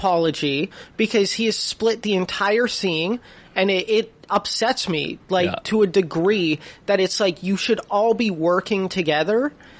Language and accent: English; Canada; And I was like, I'm from Canada. Can I get on?